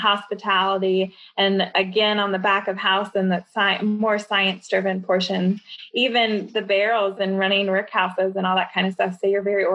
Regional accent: Louisville, Kentucky, United States; moved away as an adult; I came to an influencer event in Louisville, Kentucky last summer, which is my hometown

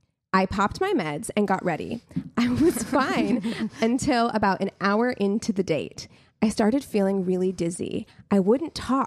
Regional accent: Albuquerque, New Mexico, United States; I was born in Albuquerque

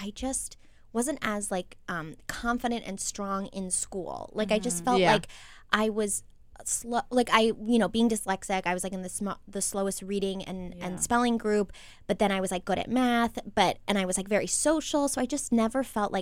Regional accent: Maryland, United States; We're all from Maryland

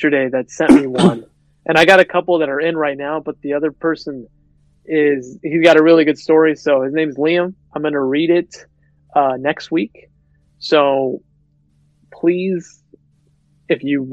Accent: United States; we're American

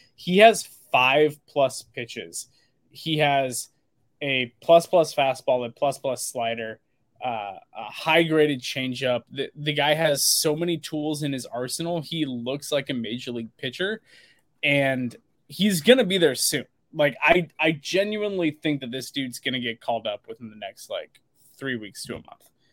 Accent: Portland, Oregon, United States; also born or lived in Sherwood, Oregon; I grew up in the Portland, Oregon suburbs that I was born and raised around there

